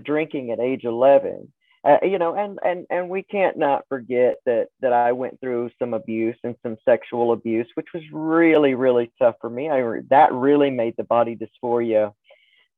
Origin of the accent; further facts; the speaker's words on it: Southern Alabama, United States; I grew up also in the Deep South. So I was in Southern Alabama, small town, growing up